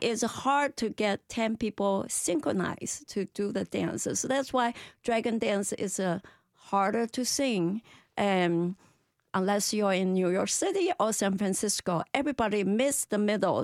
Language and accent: English; Malaysia; now in United States; my ancestor from China, but I'm Malaysian